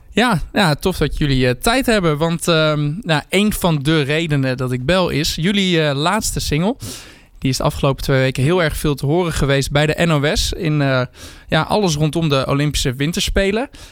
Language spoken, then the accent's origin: Dutch; Zwolle, Overijssel, Netherlands; ik kom dan uit Zwolle